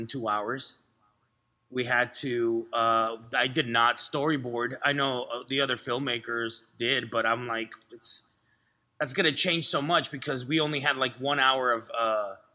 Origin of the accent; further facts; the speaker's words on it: Laredo, Texas, United States; English is a second language; also born or lived in Vancouver, Canada; now in Los Angeles, United States; I'm from Laredo, Texas